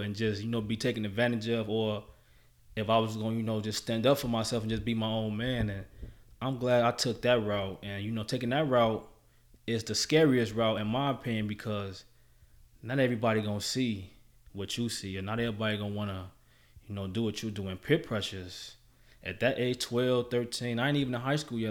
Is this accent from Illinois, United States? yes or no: yes; Chicago, Illinois, United States; my experience in Chicago was good